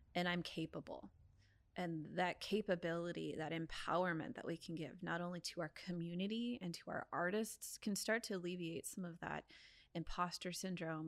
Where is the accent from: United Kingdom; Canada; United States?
United States; San Diego, California; I born and raised in San Diego